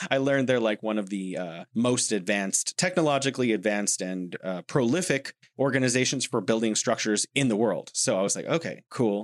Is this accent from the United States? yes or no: yes; United States; moved away; I'm an American.